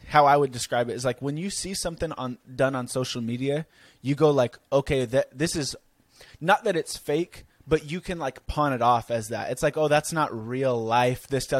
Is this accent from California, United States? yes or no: yes; California, United States; I'm this guy from California that meets girl on TikTok.